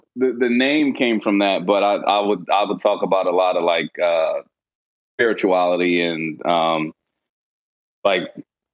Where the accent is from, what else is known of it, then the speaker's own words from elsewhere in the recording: Philadelphia, Pennsylvania, United States; I'm from the Philly area